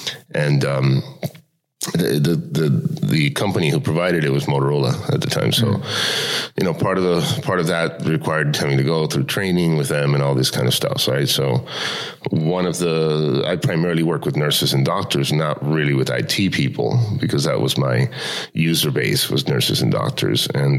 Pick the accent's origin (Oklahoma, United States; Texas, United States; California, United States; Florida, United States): Florida, United States; Miami; also born or lived in Cuba / Spain / Los Angeles; now in Tallinn, Estonia; I was born in Cuba. {S1} Okay. {S3} And at the age of 7, I actually left with my family. We spent a year in Spain and then Miami, and that's where I grew up was in Miami